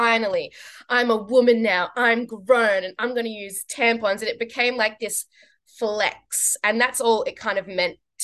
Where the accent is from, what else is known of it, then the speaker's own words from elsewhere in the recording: Australia; growing up as a South African in Australia